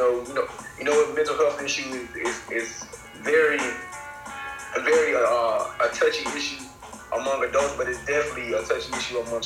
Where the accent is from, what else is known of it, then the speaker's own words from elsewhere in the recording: Birmingham, Alabama, United States; also born or lived in Tuskegee, Alabama; now in Montgomery, United States; I reside in Montgomery, but I'm from Birmingham.